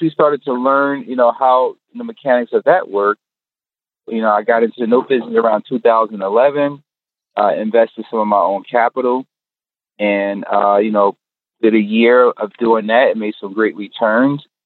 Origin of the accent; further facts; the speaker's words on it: North New Jersey, United States; I'm born and raised in North New Jersey